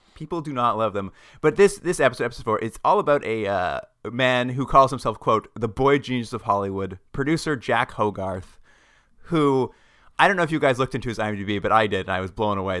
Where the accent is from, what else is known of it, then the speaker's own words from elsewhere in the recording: Alberta, Canada; moved away as an adult; now in Ontario, Canada; also grew up in Alberta, and I, when I moved to Ontario a few years ago